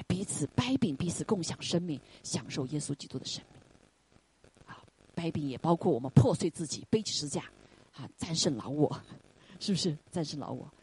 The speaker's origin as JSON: {"language": "Chinese", "country": "China", "moved": "yes", "said": "我们中国人"}